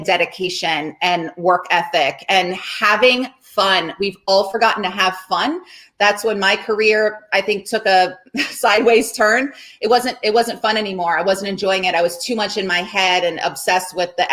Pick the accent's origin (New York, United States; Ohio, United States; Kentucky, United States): Ohio, United States; Cincinnati; Larry Lyons, my swim coach from growing up in Cincinnati, Ohio